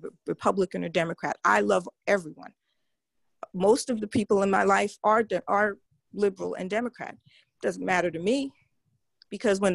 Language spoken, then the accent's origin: English; New York, United States; moved away; I'm from New York, born and bred.